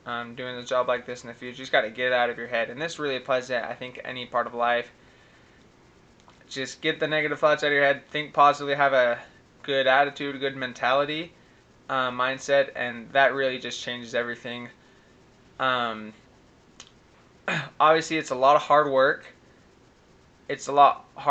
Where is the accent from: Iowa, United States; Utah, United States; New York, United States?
Utah, United States; moved away; also born or lived in Guatemala; it's 801 because I'm from Utah